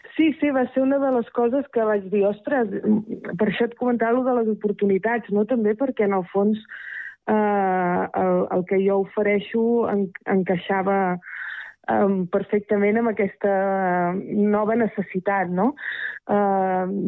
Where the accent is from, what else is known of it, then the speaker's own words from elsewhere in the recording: Terrassa, Catalonia, Spain; moved away as an adult; now in Rellinars, Spain; sóc de Terrassa de tota la vida